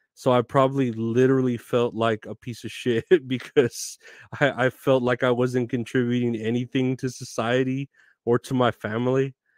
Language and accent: English; Texas, United States; I'm from Texas. I've been born and raised here in Texas